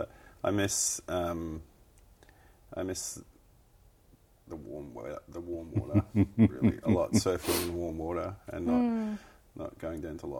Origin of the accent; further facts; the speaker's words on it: Melbourne, Victoria, Australia; moved away as an adult; now in Wellington, New Zealand; I love Melbourne and it's my home and I'd love to get stuck in my hometown.